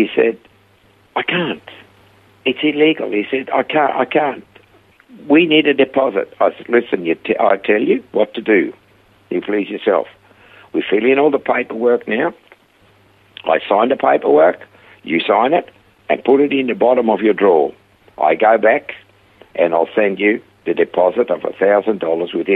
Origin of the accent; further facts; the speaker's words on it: Switzerland; accent: heavy Swiss; English is a second language; moved away as an adult; also born or lived in Perth / Coffs Harbour; now in Australia; I had a heavy Swiss accent. And I said, from Switzerland.